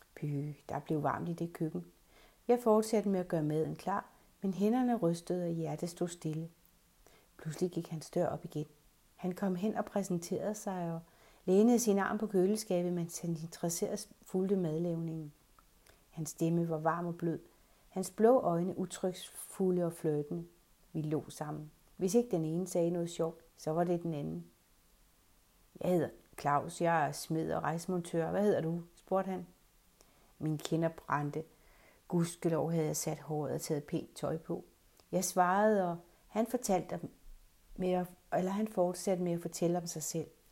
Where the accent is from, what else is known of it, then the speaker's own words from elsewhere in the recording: Redsted, North Denmark Region, Denmark; moved away; Vores have hjemme i Redsted